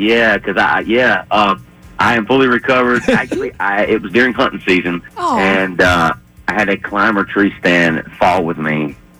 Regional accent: North Florida, United States; I'm from North Florida.

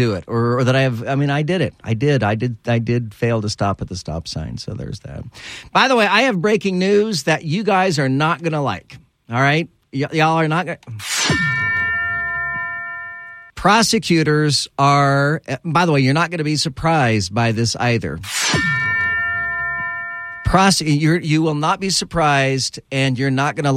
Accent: California, United States; moved away; I was born in California.

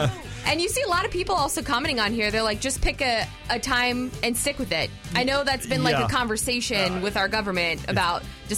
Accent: Florida, United States; moved away; growing up in Florida too, like we spent a lot of time at the beach. I grew up right by the beach.

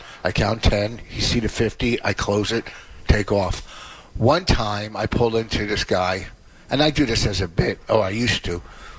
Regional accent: Plainfield, New Jersey, United States; now in Hillsborough, United States; I love growing up in my town. Like, I live in Hillsboro, but people go, where are you from? I always go Plainfield.

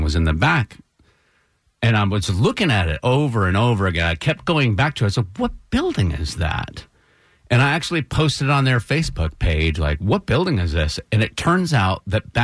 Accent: Brattleboro, Vermont, United States; the Brattleboro, my hometown historical society

